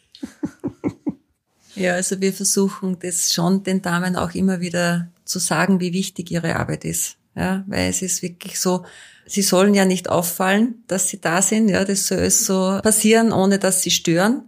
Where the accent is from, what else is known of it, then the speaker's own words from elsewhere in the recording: Austria; bei uns in Österreich